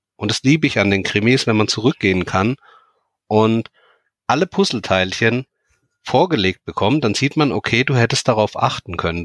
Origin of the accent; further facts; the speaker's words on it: near Heidelberg, Baden-Württemberg, Germany; Ich komme aus der Nähe von Heidelberg